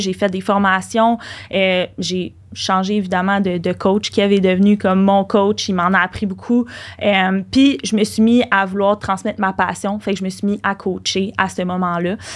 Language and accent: French; Laval, Quebec, Canada; on est de Laval puis on reste à Laval